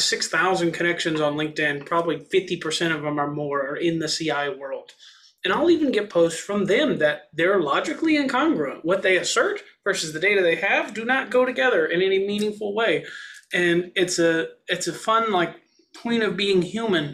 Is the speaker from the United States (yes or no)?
yes; Texas, United States; I'm from Texas, so my postgraduate studies were in a field